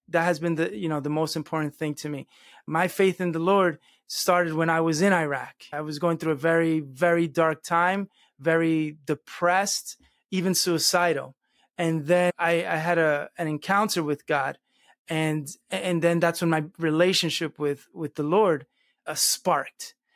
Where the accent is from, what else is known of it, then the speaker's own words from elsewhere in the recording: United States; first language Spanish; English is a second language; Spanish was actually my first language. I was born and raised in this country, but at home we only spoke Spanish